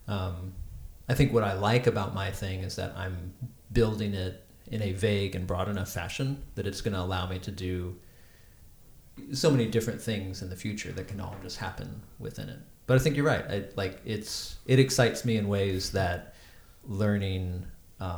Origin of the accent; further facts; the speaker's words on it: Texas, United States; I'm from Texas